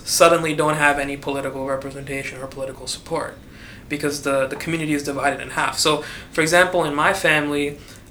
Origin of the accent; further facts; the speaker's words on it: United States; I was born and raised in America